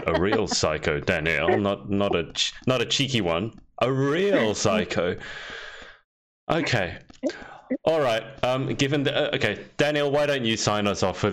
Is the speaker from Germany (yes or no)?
no; Australia; I'm Australian